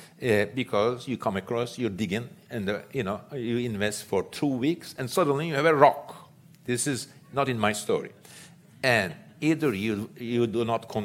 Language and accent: English; Istanbul, Turkey; I grew up in Istanbul